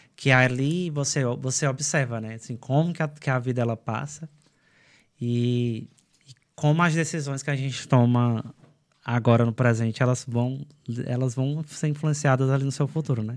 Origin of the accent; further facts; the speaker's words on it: São Benedito, Ceará, Brazil; moved away as an adult; also born or lived in Quixadá; now in Ireland; São Benedito, que é a minha cidade